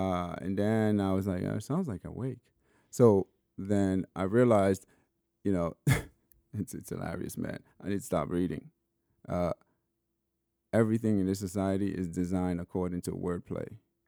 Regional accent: Sierra Leone; born there; I was born in Sierra Leone, but I mean, it was just at better hospital.

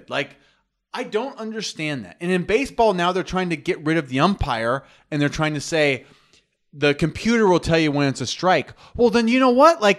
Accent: New York, United States; I'm from New York. I got some New York, and I like boxing too.

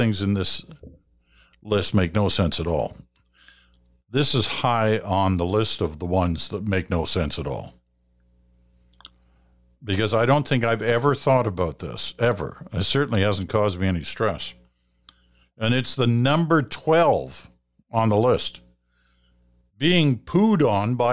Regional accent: United Kingdom; now in Canada; I'm a Brit. I was born in Britain.

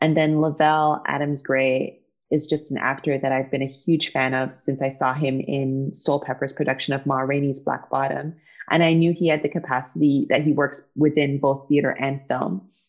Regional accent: England, United Kingdom; born there; I think part of why I'm not a purist is because I was born in England and most of my family is still there

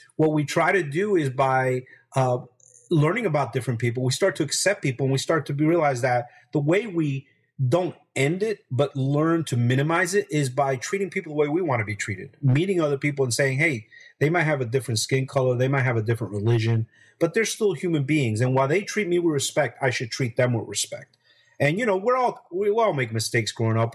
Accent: Hackensack, New Jersey, United States; also born or lived in Barranquilla, Colombia; we settled in a, a, town called Hackensack, New Jersey. It's 12 miles from New York City. Uh, grew up seeing the skyline of New York

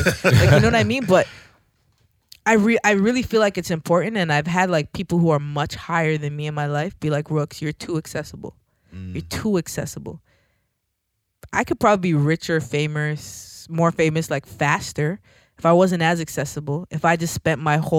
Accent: Jamaica; Like, wait, I'm Jamaican, right?

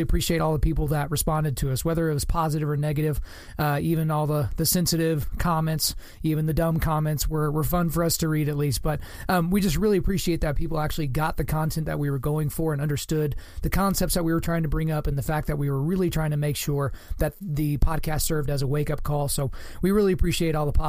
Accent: Lawton, Oklahoma, United States; Lawton, Oklahoma, my hometown

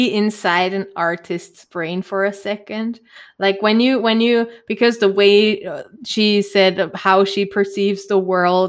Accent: Germany; accent: German; English is a second language; my German accent

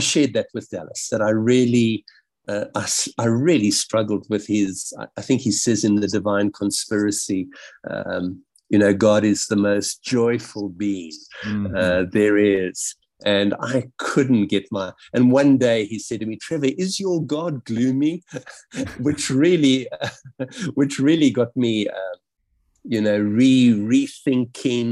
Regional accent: South Africa; growing up in South Africa and really feeling the weight from a very young age

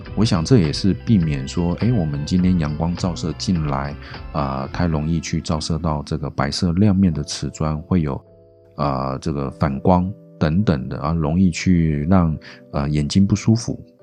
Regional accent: Taiwan; 我们台湾人

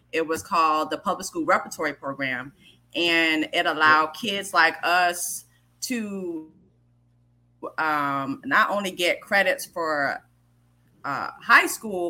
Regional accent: New York City, New York, United States; growing up in New York, period, it was not just hip hop culture.

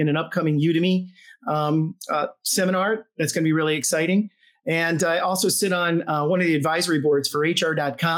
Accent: Charleston, South Carolina, United States; I'm from Charleston, South Carolina

